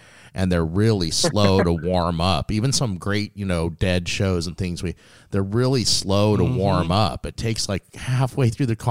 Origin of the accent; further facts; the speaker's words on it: Las Vegas, Nevada, United States; moved away; We grew up in Las Vegas